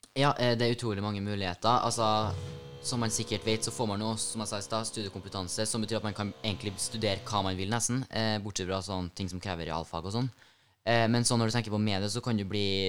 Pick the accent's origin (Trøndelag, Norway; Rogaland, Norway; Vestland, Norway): Trøndelag, Norway; Hommelvik; jeg er jo fra Hummelvika, og har jo dratt helt fra dit for å komme hit på skole